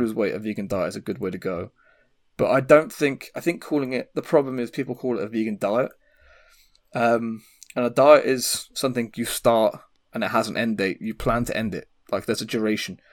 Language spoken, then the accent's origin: English; England, United Kingdom; I'm English